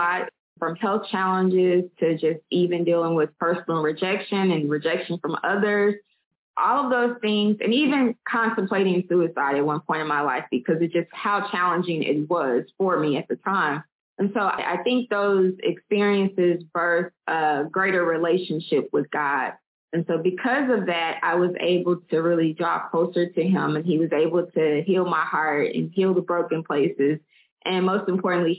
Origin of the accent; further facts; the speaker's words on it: Little Rock, Arkansas, United States; now in Birmingham, United States; I'm originally from Little Rock, Arkansas, and I'm currently in Birmingham, Alabama